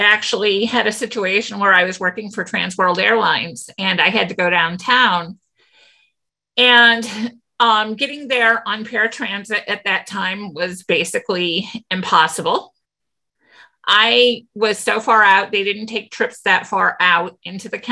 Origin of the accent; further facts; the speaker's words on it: St. Louis, Missouri, United States; we're from St. Louis, but a lot of us are from suburbs